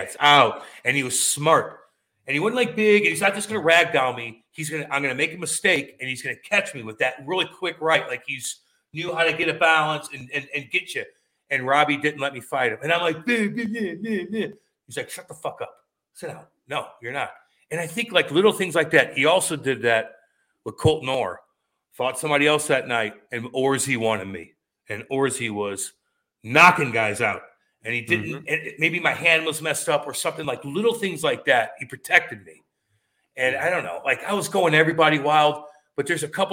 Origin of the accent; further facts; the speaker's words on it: St. Louis, Missouri, United States; growing up in St. Louis